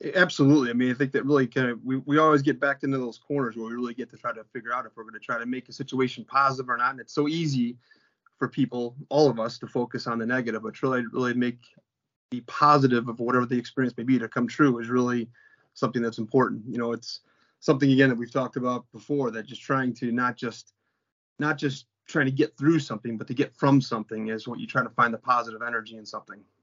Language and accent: English; Crestwood, Illinois, United States; also born or lived in Palos Park, Illinois; I grew up in Crestwood, which is a south suburb of Chicago